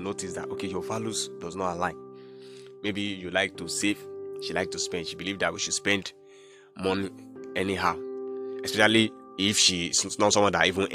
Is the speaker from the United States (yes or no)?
no; Nigeria; I'm from Nigeria